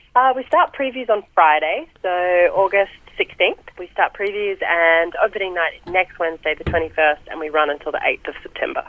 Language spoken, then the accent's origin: English; Seymour, Victoria, Australia; moved away as an adult; now in Melbourne, Australia; I grew up in Seymour